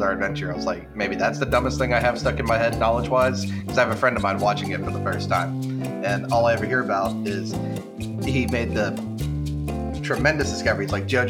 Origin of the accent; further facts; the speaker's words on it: United States; As an American, I can do that.